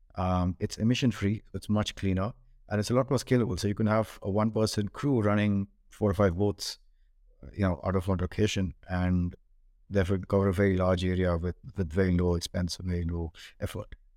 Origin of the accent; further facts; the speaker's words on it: Bangalore, Karnataka, India; moved away as an adult; also born or lived in Hong Kong; I grew up in India, in Bangalore